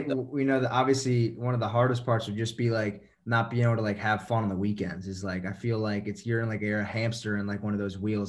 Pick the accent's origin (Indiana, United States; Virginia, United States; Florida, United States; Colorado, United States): Virginia, United States; Northern; growing up in Northern Virginia, right outside of DC